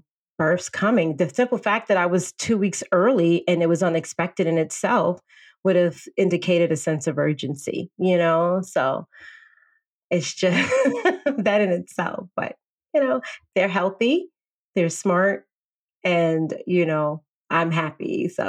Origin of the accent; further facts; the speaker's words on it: Bronx, New York, United States; now in Orange County, United States; I'm a transplant from the Bronx to Orange County.